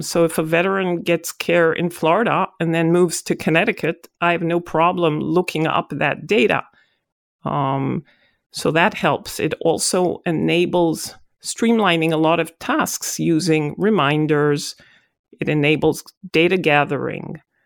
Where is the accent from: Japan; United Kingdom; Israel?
Israel; moved away as an adult; now in United States; I'm originally from Israel